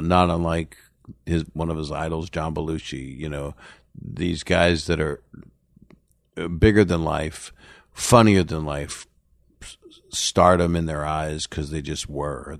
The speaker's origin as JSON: {"language": "English", "town": "Philadelphia", "region": "Pennsylvania", "country": "United States", "tie": "born or raised there", "moved": "yes", "said": "my hometown, Philly"}